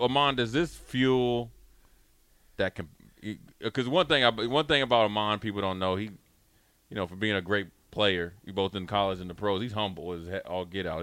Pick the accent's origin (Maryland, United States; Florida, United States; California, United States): Maryland, United States; Frederick; I'm from Frederick